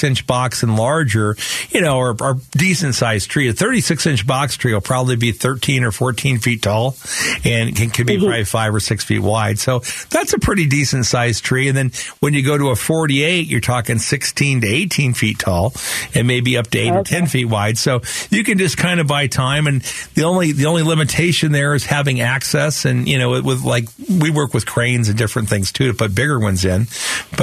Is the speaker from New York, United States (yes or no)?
no; Phoenix, Arizona, United States; us Slopers, we don't know where we're at. We're in Sunny Slope, but, you know, it's been part of the city of Phoenix